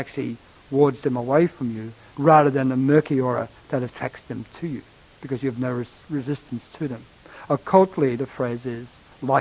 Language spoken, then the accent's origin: English; Australia; I'm from Australia, and we in Australia quite well know of the Aboriginals